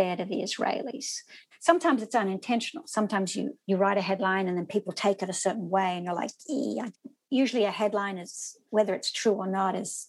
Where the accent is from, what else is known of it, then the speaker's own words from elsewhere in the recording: Australia; moved away as an adult; also born or lived in Sydney, Australia; now in New York City, United States; I'm an Australian. We have quite serious gun restriction laws. I grew up with those